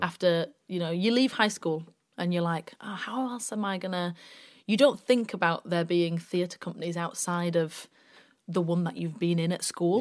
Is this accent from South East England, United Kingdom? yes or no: no; Bradford, Yorkshire and the Humber, United Kingdom; also born or lived in York; I'm from Bradford originally, grew up in Bradford